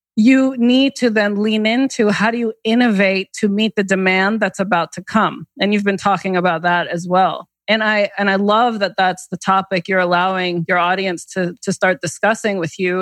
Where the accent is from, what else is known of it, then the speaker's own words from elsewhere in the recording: the New York area, United States; now in Connecticut, United States; I grew up in the New York area